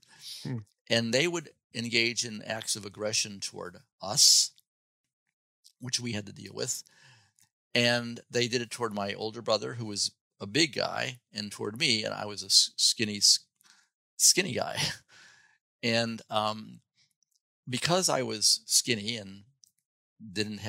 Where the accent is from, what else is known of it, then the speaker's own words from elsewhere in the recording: Chicago, Illinois, United States; moved away; also born or lived in Champaign-Urbana, Illinois; Growing up in Chicago